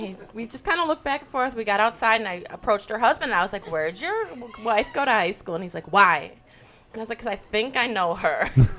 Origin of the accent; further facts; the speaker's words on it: Wisconsin, United States; we're from Wisconsin